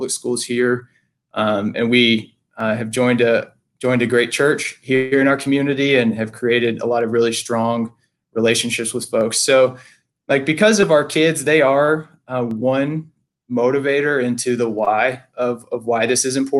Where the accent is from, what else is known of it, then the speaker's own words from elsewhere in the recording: Texas, United States; moved away as an adult; now in Franklin, United States; I am from Texas